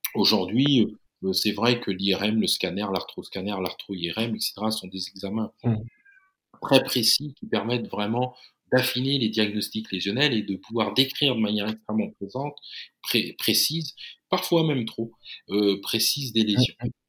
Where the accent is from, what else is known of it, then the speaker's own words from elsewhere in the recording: Chartres, Centre-Val de Loire, France; la belle région de l'Eure-et-Loire, qui, qui, qui est dans la région centre et dont je suis originaire. Hein, je suis né à Chartres.